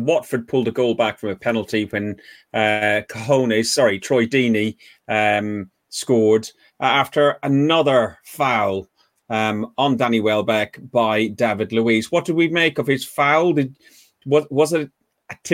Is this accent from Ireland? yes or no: yes; Ireland; I'm Irish